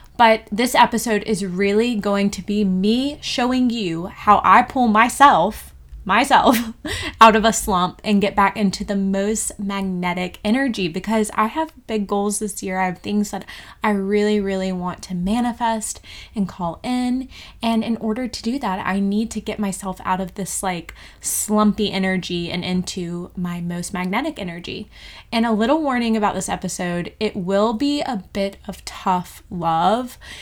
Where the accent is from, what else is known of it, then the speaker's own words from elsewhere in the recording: Georgia, United States; moved away as an adult; also born or lived in Bali; now in New Zealand; I am from Georgia, in the USA